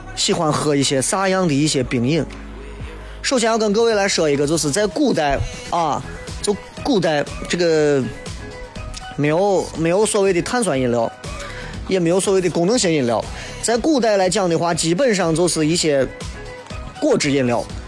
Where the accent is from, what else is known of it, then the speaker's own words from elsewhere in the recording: Xi'an, Shaanxi, China; accent: Xi'an dialect; 我说我们西安人说话，上次和粗鲁了